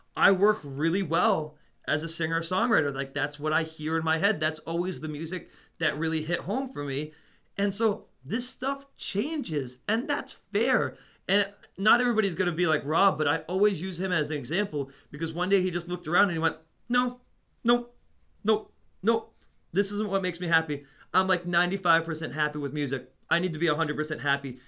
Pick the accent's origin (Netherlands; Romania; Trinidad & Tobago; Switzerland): Netherlands; moved away; I grew up in the Netherlands.